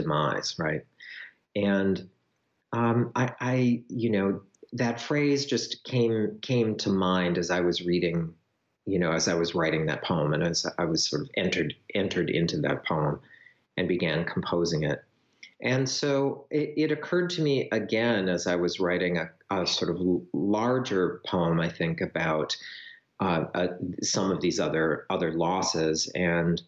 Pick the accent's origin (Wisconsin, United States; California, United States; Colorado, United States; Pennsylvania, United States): Wisconsin, United States; rural; moved away as an adult; also born or lived in Winona, Minnesota; my childhood in Wisconsin, in very rural Wisconsin, growing up on a farm